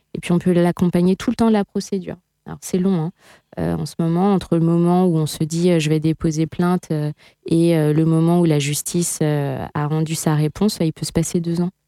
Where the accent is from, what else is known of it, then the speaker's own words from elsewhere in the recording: south of the Sarthe, Pays de la Loire, France; moved away; j'ai grandi dans un milieu euh, extrêmement rural, je viens du sud de la Sarthe.